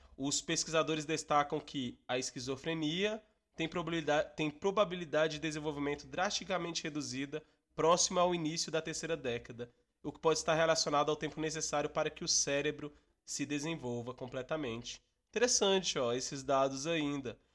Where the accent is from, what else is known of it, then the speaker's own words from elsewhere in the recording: Minas Gerais, Brazil; Eu sou de Minas Gerais, minha família é de Minas Gerais